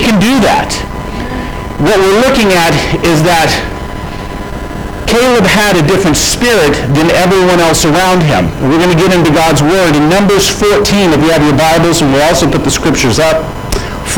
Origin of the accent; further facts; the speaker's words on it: Florida, United States; when I was raised in Florida